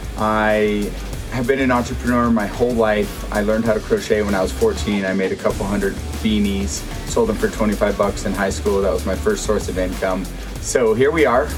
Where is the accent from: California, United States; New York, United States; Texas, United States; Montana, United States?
California, United States; South Lake Tahoe; I'm born and raised in South Lake Tahoe, and this is the best place to ever grow up.